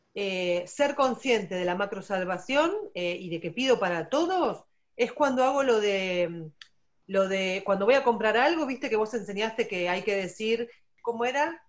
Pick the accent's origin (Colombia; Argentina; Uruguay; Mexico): Argentina; also born or lived in Buenos Aires; soy argentina